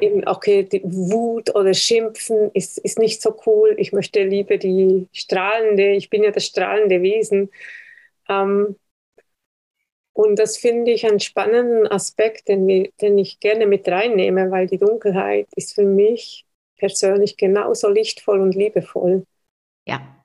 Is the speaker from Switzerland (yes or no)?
yes; Switzerland; ich bin Schweizer